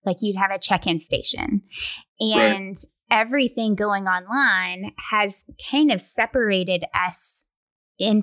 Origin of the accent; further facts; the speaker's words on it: West Tennessee, United States; now in Middle Tennessee, United States; I'm from West Tennessee